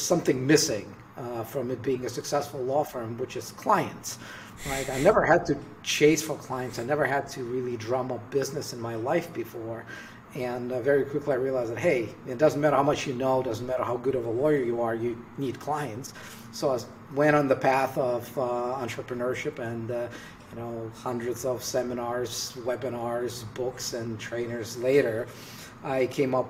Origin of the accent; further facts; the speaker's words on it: Russia; moved away; I'm originally from Russia